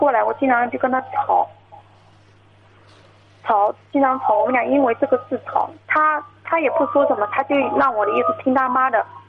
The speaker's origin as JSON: {"language": "Chinese", "region": "Jiangsu", "country": "China", "said": "我是江苏的。"}